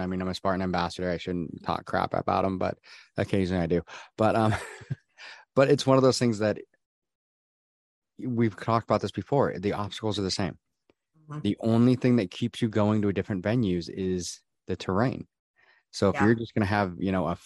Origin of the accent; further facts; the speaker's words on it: Washington, United States; I'm from here. I'm from Washington. I'm used to cold and damp.